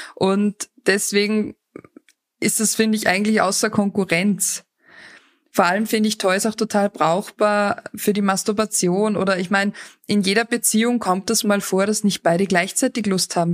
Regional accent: Austria; bei uns in Österreich

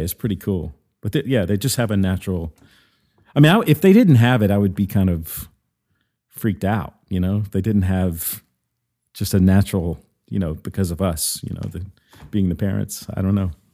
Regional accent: Mississippi, United States; also born or lived in New York; now in Nashville, United States; I grew up in the South originally. I'm originally from Mississippi.

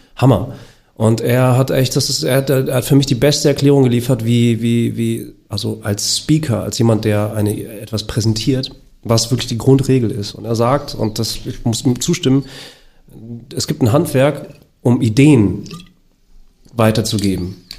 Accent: Germany; ich bin ja auch in Deutschland geboren

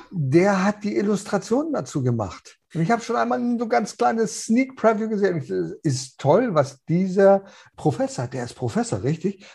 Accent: North Schleswig, Southern Denmark, Denmark; bei uns in Nordschleswig

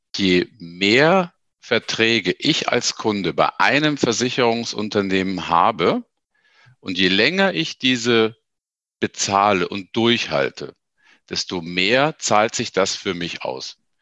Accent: Ingolstadt, Bavaria, Germany; ich komme halt aus Ingolstadt

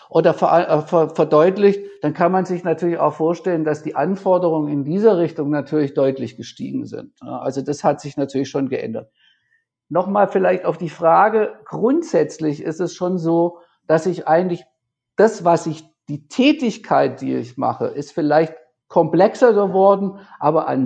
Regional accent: Tübingen, Baden-Württemberg, Germany; ich habe lange Zeit eine Band gemanagt in, in Tübingen, in der Heimatstadt, in meiner Heimatstadt.

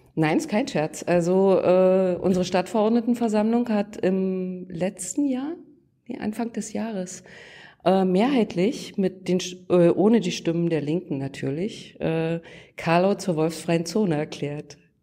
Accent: Lusatia, Brandenburg, Germany; also born or lived in Saxony; ich bin hier aufgewachsen, geboren bin ich in Sachsen und dann haben mich sozusagen meine Eltern entführt nach Brandenburg wegen der Arbeit

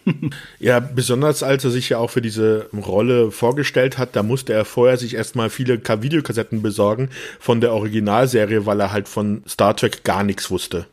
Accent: Rhineland-Palatinate, Germany; ich bin ja auch in der Pfalz groß geworden

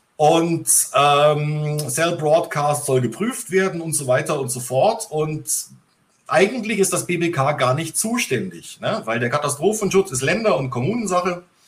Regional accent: Bavaria, Germany; born or raised there

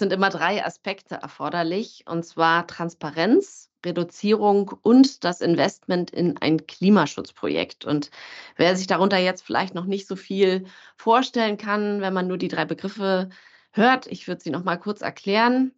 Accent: Berlin, Germany; moved away as an adult; als es mich zurück in meine Heimat Berlin zog

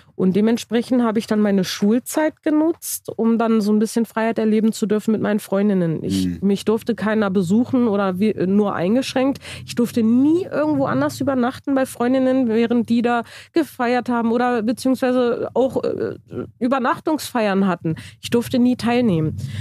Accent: Germany; Ich bin in Deutschland geboren

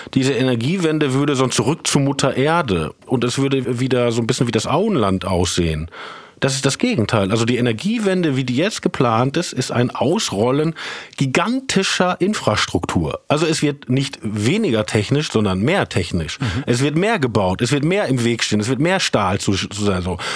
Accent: Herne, North Rhine-Westphalia, Germany; also born or lived in Essen; ich bin zwar in Essen geboren, aber mhm. in Wanne-Eickel aufgewachsen

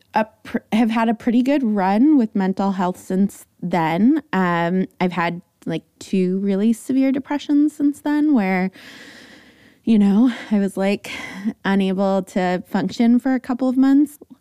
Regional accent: Los Angeles, California, United States; San Fernando Valley. So I come by my likes and totallys and definitleys very authentically

